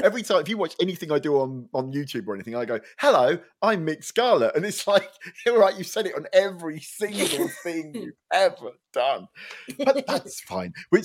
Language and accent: English; Luton, East of England, United Kingdom; I grew up in Luton